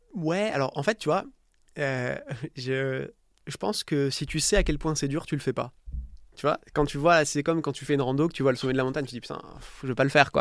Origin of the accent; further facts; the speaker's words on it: Istres, Provence-Alpes-Côte d'Azur, France; moved away as an adult; also born or lived in Nice / Dublin / New York; j'ai grandi à, à, côté de Marseille, à Istres